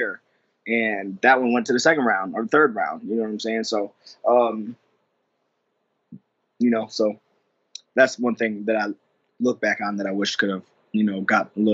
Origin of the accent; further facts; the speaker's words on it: Lansing, Michigan, United States; I grew up in Lansing, Michigan